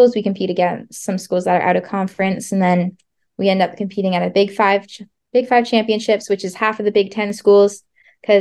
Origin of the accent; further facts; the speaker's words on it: Cambridge, Ontario, Canada; moved away as an adult; now in Nebraska, United States; I'm from Cambridge, Ontario in Canada.